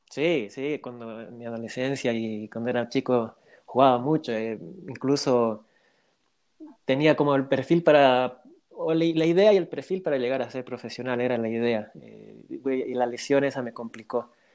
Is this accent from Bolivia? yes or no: yes; Bolivia; yo soy de Bolivia